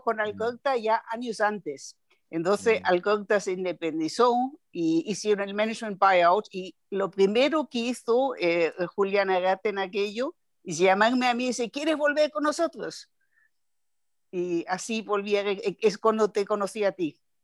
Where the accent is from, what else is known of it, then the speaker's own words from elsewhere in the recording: Nuremberg, Bavaria, Germany; Spanish is a second language; moved away; also born or lived in Düsseldorf; Yo soy de Bavaria, de Nuremberg